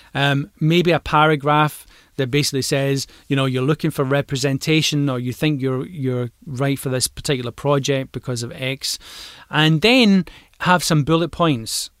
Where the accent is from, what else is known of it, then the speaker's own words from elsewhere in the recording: Glasgow, Scotland, United Kingdom; I'm a Glaswegian